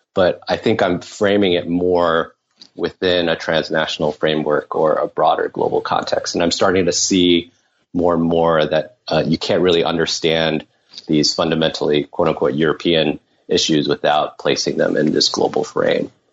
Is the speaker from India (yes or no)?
no; Taiwan; moved away as an adult; also born or lived in United States / New York / Berkeley; now in Paris, France; I was born in uh, the US, but I grew up mainly in Taiwan. I moved back with my parents when I was uh, six years old and spent uh, ages six to 18 uh, there